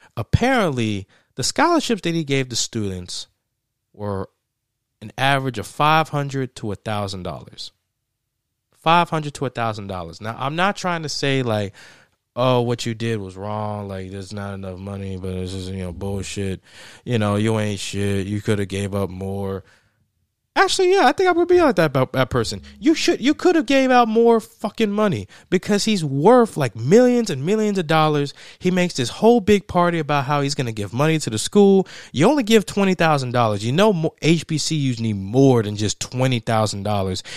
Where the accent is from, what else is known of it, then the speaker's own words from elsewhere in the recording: Tennessee, United States; the state of Tennessee, my home state